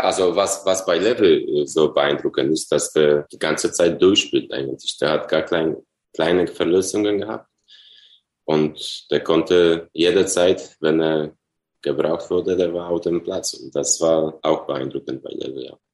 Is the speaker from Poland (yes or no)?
yes; Poland; German is a second language; moved away as an adult; also born or lived in Dortmund, Germany; nach meiner Heimat in Polen zurückkehren.